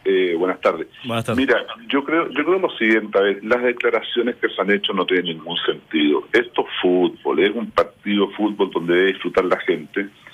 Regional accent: Chile

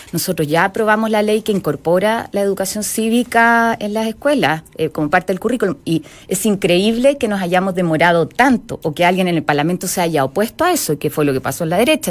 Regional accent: Magallanes and Chilean Antarctica, Chile; yo soy magallánica, soy porfiada, tengo el gen croata

